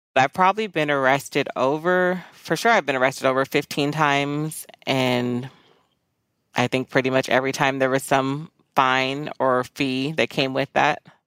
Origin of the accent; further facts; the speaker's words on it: Fullerton, California, United States; I grew up in Orange County, California, primarily Fullerton